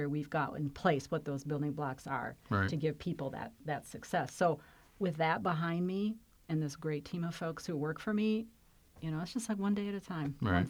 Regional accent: Flint, Michigan, United States; So while I came from Flint, Michigan, which is pretty different than Fairfax

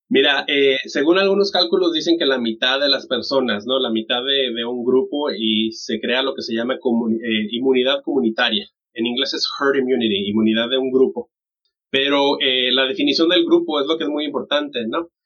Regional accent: Mexico; moved away; yo soy de, de México

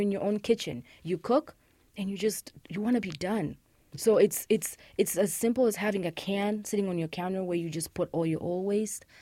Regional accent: Uganda; moved away as an adult; also born or lived in Rwanda; Uganda, which is actually my home country

